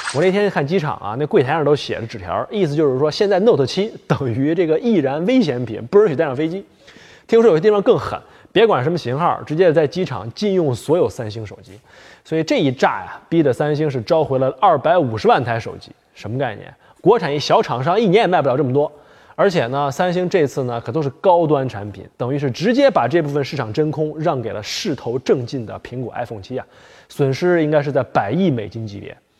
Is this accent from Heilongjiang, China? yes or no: yes; Heilongjiang, China; moved away; 在我老家黑龙江